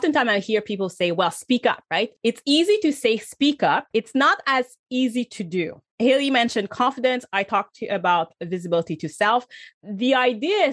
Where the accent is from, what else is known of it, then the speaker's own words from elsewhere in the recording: Canada; I'm from Canada